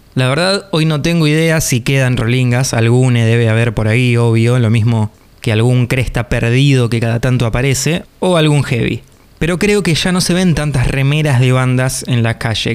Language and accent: Spanish; Buenos Aires Province, Argentina; los que somos del sur del Gran Buenos Aires